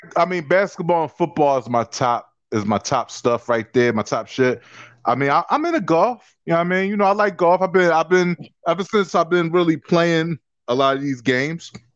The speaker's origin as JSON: {"language": "English", "town": "Philadelphia", "region": "Pennsylvania", "country": "United States", "tie": "born or raised there", "said": "as a young kid growing up in Philadelphia playing basketball"}